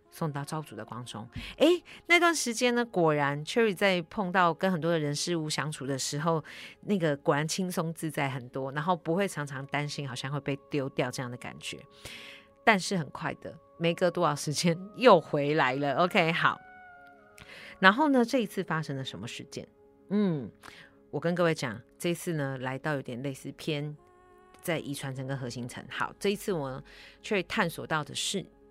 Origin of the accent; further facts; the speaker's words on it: Taiwan; 我就是台湾的阿信这样子